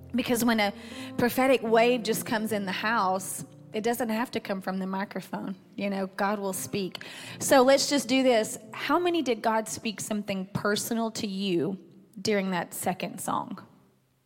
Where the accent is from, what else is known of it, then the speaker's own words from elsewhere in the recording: Athens, United States; moved away; My hometown is Athens